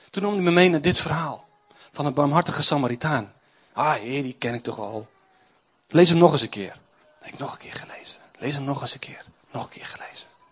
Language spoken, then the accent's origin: Dutch; Doetinchem, Gelderland, Netherlands; Ik kom uit Doetinchem.